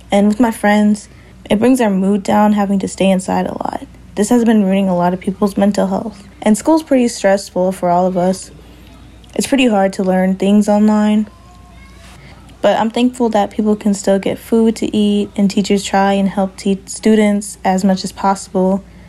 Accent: Leech Lake, Minnesota, United States; now in Minneapolis, United States; I am 16 years old. I am from Leech Lake.

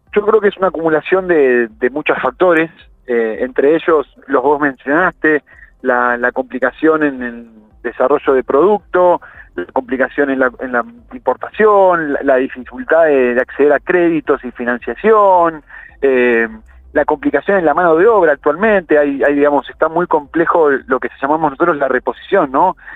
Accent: Argentina

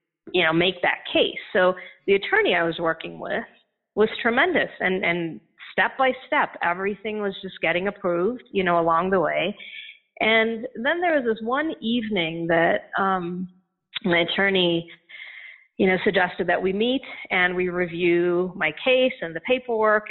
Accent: India; moved away as an adult; also born or lived in Chennai / Indianapolis, United States; now in United States; I grew up in India. I was born in India, but I always knew that I wanted to come to the U.S. And so when I was 19, I left India and I landed in Indianapolis to go to school.

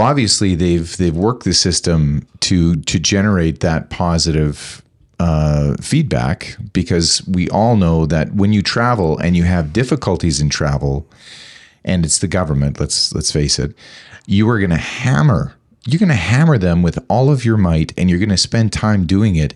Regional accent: Canada; as a Canadian

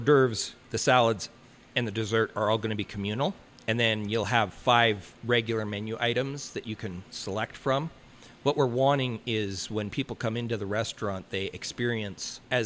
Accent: Canada; moved away; I'm Canadian

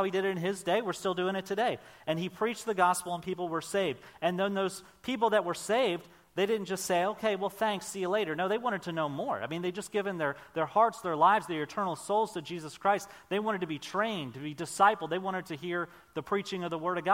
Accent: Maryland, United States; moved away as an adult; also born or lived in Oklahoma; I grew up on the Chesapeake Bay in Maryland

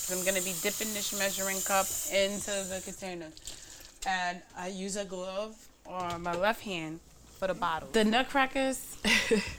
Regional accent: New York City, New York, United States; I grew up in Bushwick too, not just Crown Heights and Bed-Stuy.

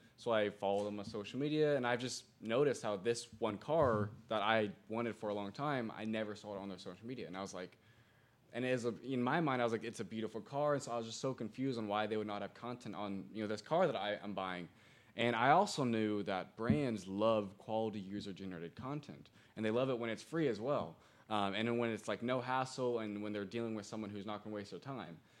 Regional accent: Greenwood, Indiana, United States; moved away as an adult; also born or lived in Broad Ripple, Indianapolis; now in Indianapolis, United States; Born and raised in Greenwood, Indiana

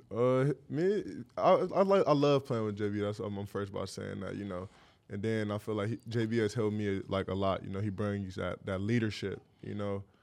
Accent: Cleveland, Ohio, United States; growing up in Cleveland

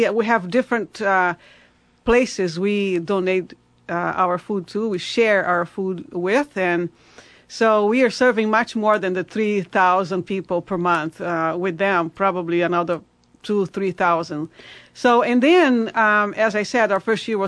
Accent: Brazil; English is a second language; also born or lived in Italy (ancestry); now in Salem, United States; I'm descendant, Italian descendant, but I'm from Brazil

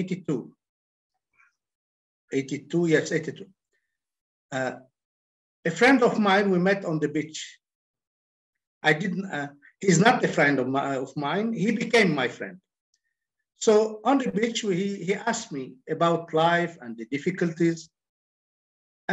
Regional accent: Lebanon; I'm from Lebanon.

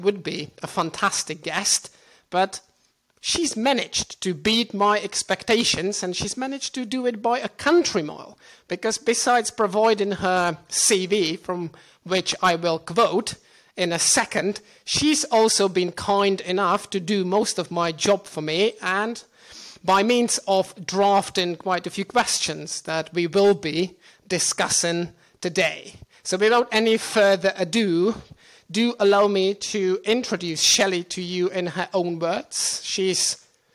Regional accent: Czechia; moved away; also born or lived in Portugal / London; my home country of the Czech Republic

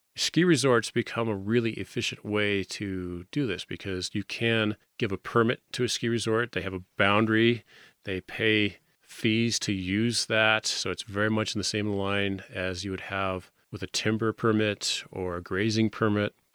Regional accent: Winter Park, Colorado, United States; I grew up in the Fraser Valley, down hill from Winter Park ski area

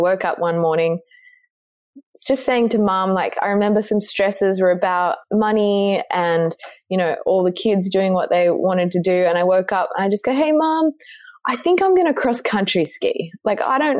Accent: Cooma, New South Wales, Australia; I grew up in Coomer, which if you know Australia, most probably don't, where Coomer is the gateway to the Snowy Mountains

